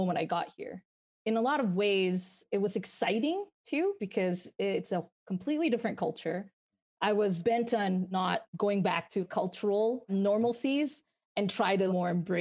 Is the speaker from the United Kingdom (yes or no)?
no; Malaysia; moved away as an adult; now in United States; I'm from Malaysia, born and raised. I moved here when I was 22